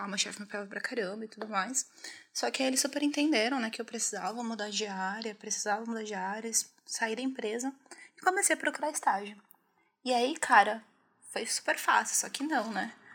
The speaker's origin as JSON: {"language": "Portuguese", "town": "Osasco", "region": "São Paulo", "country": "Brazil", "tie": "born or raised there", "also_born_or_lived": "Minas Gerais", "said": "eu sou mineira, mas eu cresci na Zona Oeste de São Paulo, né? Boa parte da minha vida eu passei em Osasco"}